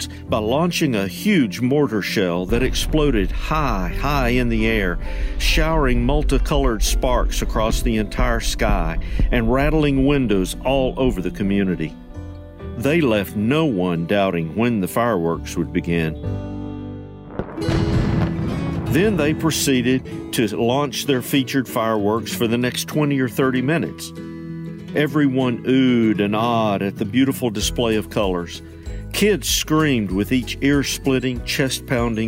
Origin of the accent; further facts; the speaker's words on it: East Tennessee, United States; when I was a kid growing up in East Tennessee